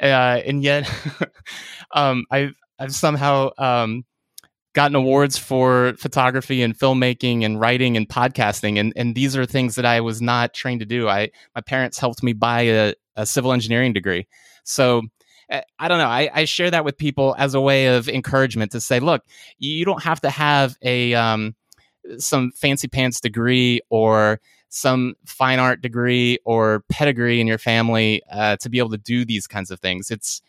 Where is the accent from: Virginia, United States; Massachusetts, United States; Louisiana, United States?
Virginia, United States; now in Richmond, United States; I grew up in Virginia, the suburbs of Washington, D.C., and then I'm now about 90 miles south in Richmond